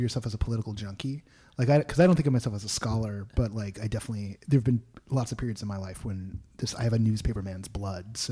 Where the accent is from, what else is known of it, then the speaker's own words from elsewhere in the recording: Berkeley, California, United States; I was from the Bay Area and specifically from Berkeley